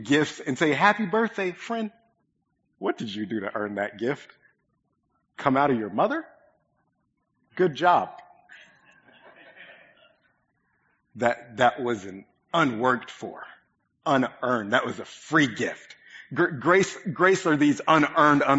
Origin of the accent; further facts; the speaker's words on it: Oklahoma, United States; moved away; My family's massive. there's a lot of us, and most of us live in Oklahoma.